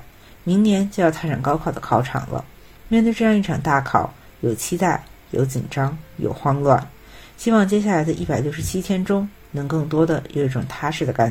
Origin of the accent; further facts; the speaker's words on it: Beijing, China; 又一次说起这样的开场白。今年我高三了，